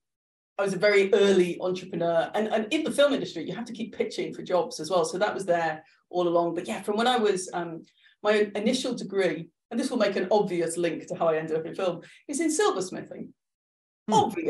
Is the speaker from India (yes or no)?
no; Ireland; also born or lived in Liverpool; I've moved around a lot, but yeah. Yes, so I'm Irish, despite my accent.